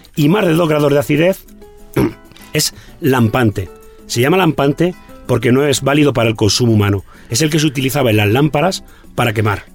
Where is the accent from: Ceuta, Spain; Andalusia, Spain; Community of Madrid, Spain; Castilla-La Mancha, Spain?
Castilla-La Mancha, Spain; en Castilla-La Mancha, en mi tierra